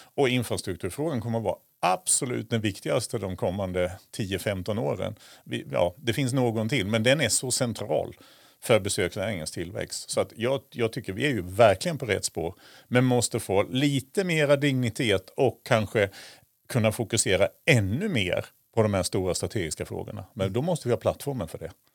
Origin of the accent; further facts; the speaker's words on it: southern Sweden, Sweden; now in Östersund, Sweden; Jag kommer från södra Sverige